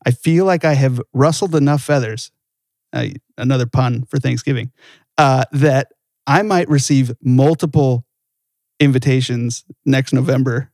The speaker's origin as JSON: {"language": "English", "region": "Southern California", "country": "United States", "tie": "born or raised there", "said": "I grew up in Southern California"}